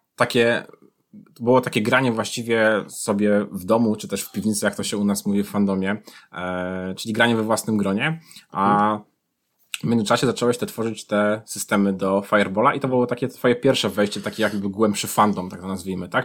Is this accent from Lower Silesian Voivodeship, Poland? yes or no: no; Tricity, Pomeranian Voivodeship, Poland; jesteśmy obaj z Trójmiasta